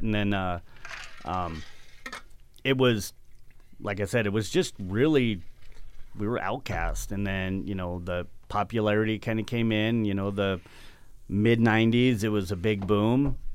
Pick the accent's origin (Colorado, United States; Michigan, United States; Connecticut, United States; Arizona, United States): Arizona, United States; I grew up in Arizona